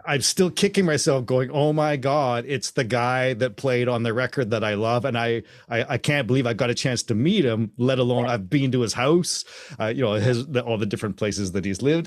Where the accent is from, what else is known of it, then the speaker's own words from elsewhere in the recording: Canada; also born or lived in Hamilton; I'm Canadian and I was a teenager and I grew up being a drummer